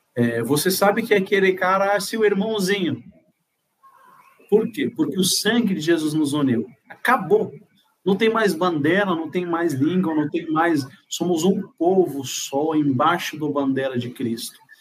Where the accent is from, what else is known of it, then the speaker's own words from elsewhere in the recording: Morocco; Portuguese is a second language; now in Brazil; Eu nasci em Marrocos, norte da África